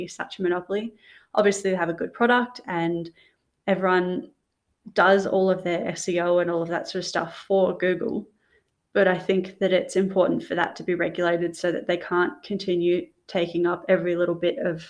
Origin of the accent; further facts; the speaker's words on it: Australia; as an Australian